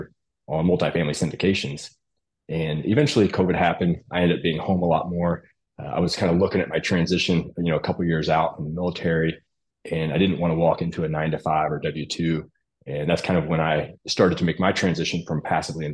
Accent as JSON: {"language": "English", "region": "Missouri", "country": "United States", "tie": "born or raised there", "moved": "as an adult", "said": "I grew up in Missouri, and I enlisted in the Navy right out of high school"}